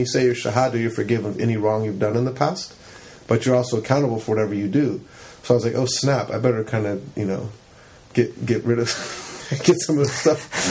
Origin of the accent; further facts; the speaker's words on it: Campbell, California, United States; we grew up in Campbell